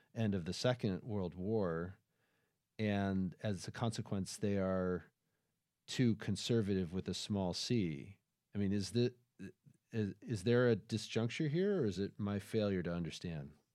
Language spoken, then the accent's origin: English; United States; we, in the United States